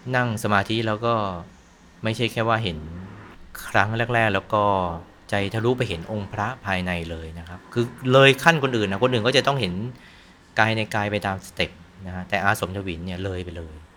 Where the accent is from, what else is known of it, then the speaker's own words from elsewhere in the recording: Thailand; มันเป็นตลาดคล้ายๆ กับแบกดินอะของบ้านเรา